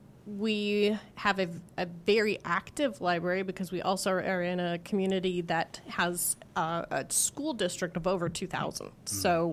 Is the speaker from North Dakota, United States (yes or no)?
yes; Fargo, North Dakota, United States; moved away as an adult; also born or lived in Indianola, Iowa / Minneapolis, Minnesota; now in Carlisle, United States; So I grew up in Fargo, North Dakota.